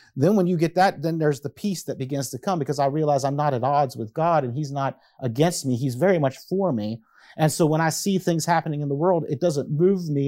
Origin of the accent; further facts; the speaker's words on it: United States; I am an American